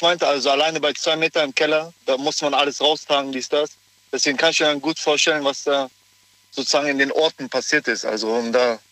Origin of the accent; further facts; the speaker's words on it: Cologne, North Rhine-Westphalia, Germany; ich ja auch selber aus Köln komme